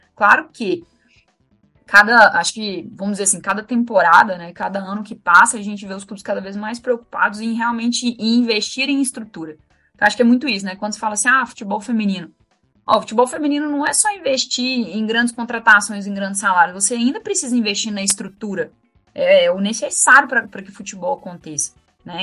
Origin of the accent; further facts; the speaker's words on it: Minas Gerais, Brazil; eu sou de Minas, né? E como boa mineira, como tradição de todo mineiro, domingo é dia de assistir futebol na casa da avó